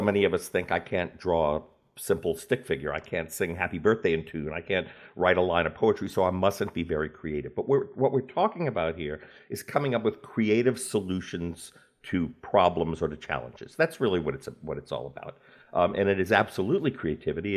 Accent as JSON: {"language": "English", "town": "New Orleans", "region": "Louisiana", "country": "United States", "tie": "born or raised there", "also_born_or_lived": "New York City", "moved": "as an adult", "said": "moved from my hometown of New Orleans to New York to pursue that career."}